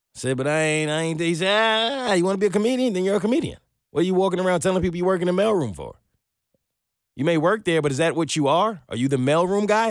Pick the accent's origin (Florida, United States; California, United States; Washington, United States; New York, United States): New York, United States; I'm from New York